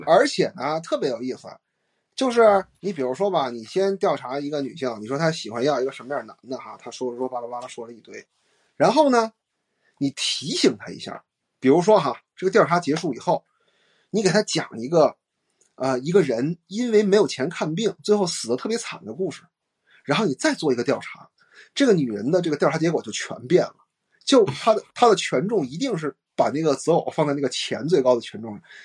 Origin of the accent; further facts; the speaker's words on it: China; 我们中国人